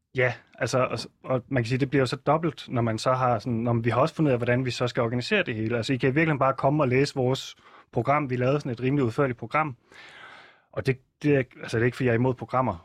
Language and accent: Danish; Southern Jutland, Southern Denmark, Denmark; jeg er opvokset i Sønderjylland